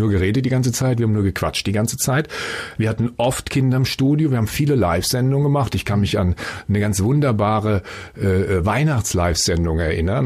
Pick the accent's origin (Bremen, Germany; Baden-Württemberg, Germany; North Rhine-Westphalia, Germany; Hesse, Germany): Hesse, Germany; Frankfurt am Main; Ich komme aus Frankfurt Höchst, bin da geboren